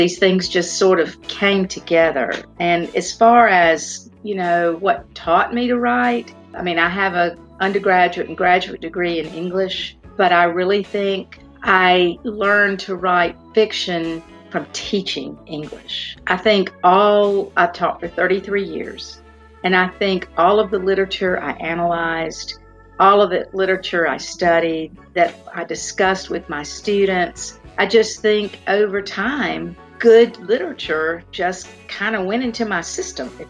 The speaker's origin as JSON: {"language": "English", "town": "Spartanburg", "region": "South Carolina", "country": "United States", "tie": "born or raised there", "said": "my hometown"}